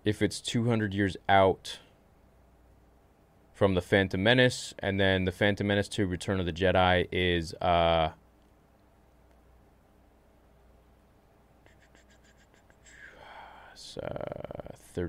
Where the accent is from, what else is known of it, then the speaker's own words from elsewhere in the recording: Canada; I'm Canadian